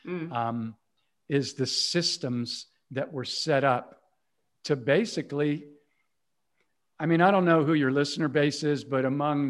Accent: Cincinnati, Ohio, United States; I grew up in the Midwest in Cincinnati, Ohio, in the United States

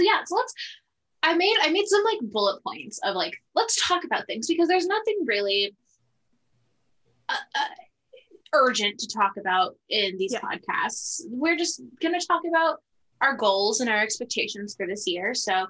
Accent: California, United States; I'm from California. Being from California is literally just like one of my only personality traits.

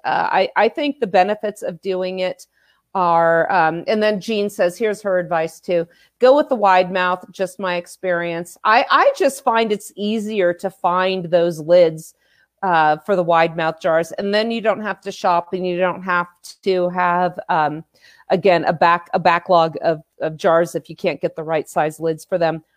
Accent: California, United States; born and raised in California

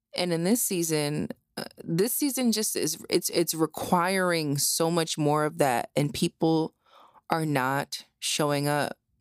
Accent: New Jersey, United States; I grew up in Jersey. My whole entire family is from Philadelphia.

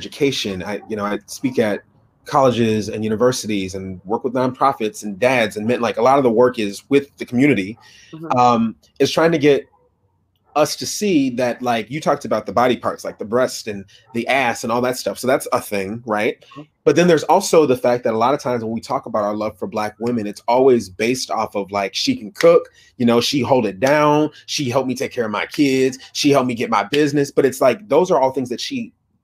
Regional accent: Minneapolis, Minnesota, United States; also born or lived in Fargo, North Dakota; I grew up in Minnesota, Minneapolis, Minnesota.

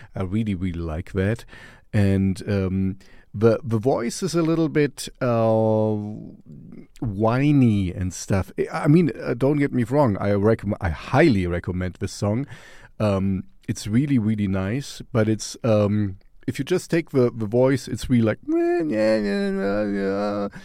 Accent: Stockholm, Stockholm County, Sweden; we're from Stockholm, Sweden.

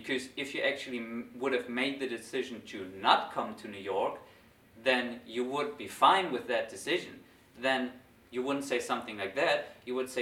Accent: Germany; I go back to Germany, to my hometown, back to my parents' house

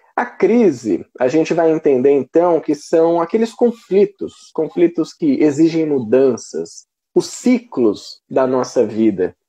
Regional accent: Brazil; nós, como brasileiros

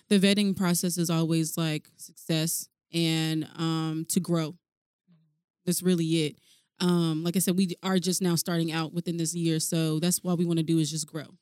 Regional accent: Alaska, United States; I am from Alaska, my family, they all live in like Mississippi

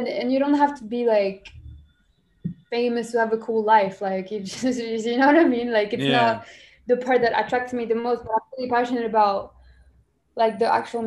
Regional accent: Morocco; first language French; English is a second language; now in United States; I'm Moroccan. I grew up here, but I spoke so like pretty much French my whole life

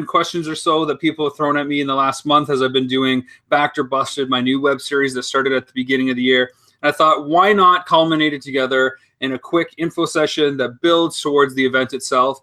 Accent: London, Ontario, Canada; moved away as an adult; also born or lived in United States; I'm from London, Ontario. I've lived abroad for the last

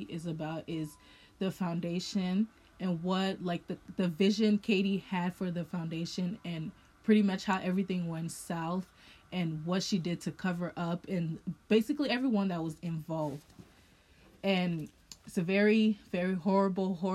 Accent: Liberia; I'm Liberian. Well, I'm born Liberian, but you know, I identify as Liberian

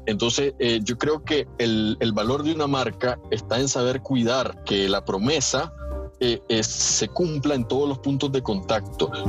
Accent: Nicaragua; nosotros como, como nicaragüenses

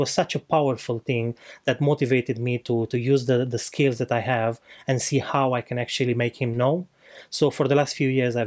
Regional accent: Romania; moved away; I'm not from here, I'm from Romania. So back in Romania, I spent most of my life

